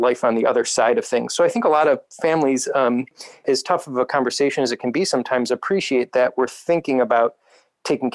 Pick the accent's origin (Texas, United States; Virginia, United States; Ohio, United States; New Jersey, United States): Ohio, United States; Northeast; I grew up in Northeast Ohio myself.